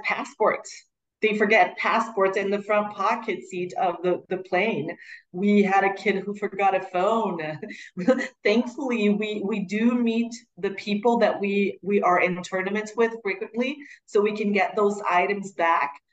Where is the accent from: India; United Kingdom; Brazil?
Brazil; Curitiba, Paraná; also born or lived in United States; was born and raised in Curitiba, where the school is, southern Brazil.